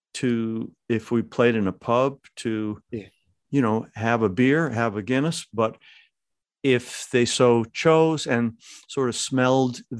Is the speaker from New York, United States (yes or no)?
yes; Lackawanna, New York, United States; I was born in Our Lady of Victory Foundling Home, not too far from, I suspect, where you live, in Lackawanna, New York.